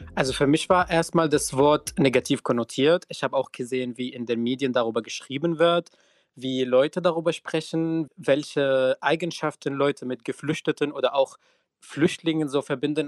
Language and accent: German; Syria; German is a second language; now in Germany; ich queer und geflüchtet bin und aus Syrien komme